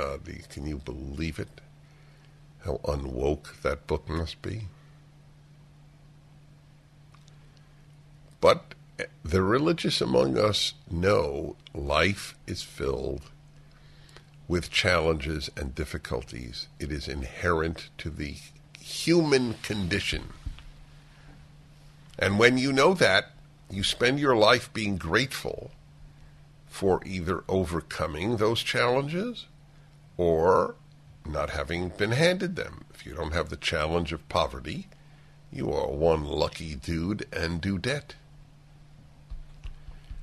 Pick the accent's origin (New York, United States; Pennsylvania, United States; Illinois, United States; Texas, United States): New York, United States; New York City; And I grew up in New York